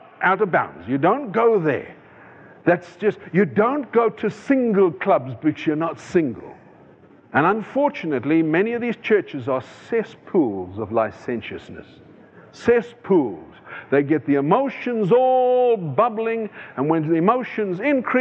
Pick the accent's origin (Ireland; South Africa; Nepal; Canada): South Africa; moved away; I come from South Africa.